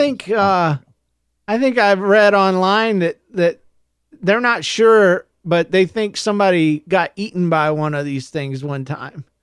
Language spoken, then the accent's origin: English; Florida, United States; I'm from Florida